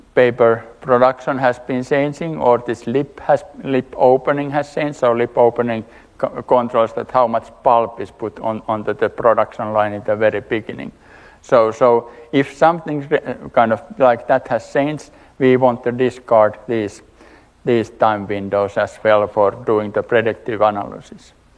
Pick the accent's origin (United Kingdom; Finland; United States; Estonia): Finland; I'm coming from Finland, working for Valmet